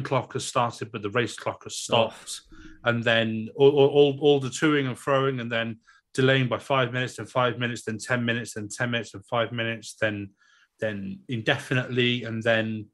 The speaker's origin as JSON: {"language": "English", "region": "Wales", "country": "United Kingdom", "said": "us Welshmen"}